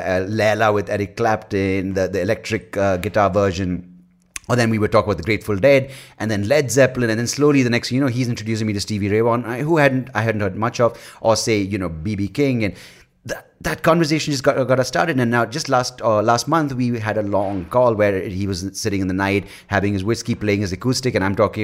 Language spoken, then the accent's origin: English; India; also born or lived in Wales / United States; I, growing up in India, lived in Wales